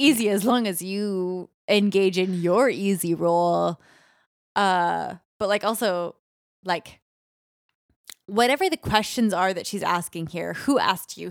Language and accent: English; Canada; we're both Canadian